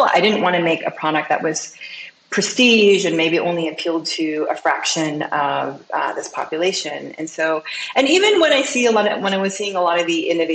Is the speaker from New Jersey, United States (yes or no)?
no; Seattle, Washington, United States; born or raised there; also born or lived in Seoul, South Korea / France